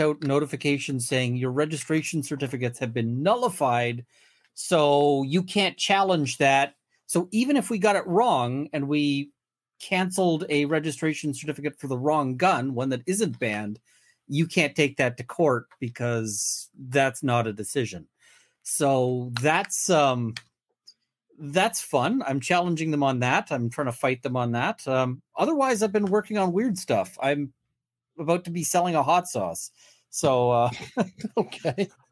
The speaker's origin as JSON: {"language": "English", "country": "Canada"}